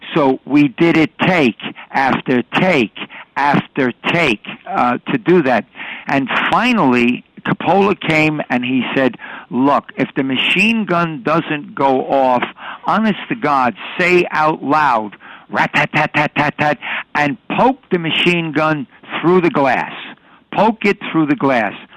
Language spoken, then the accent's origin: English; New York City, New York, United States; I was born and raised in New York City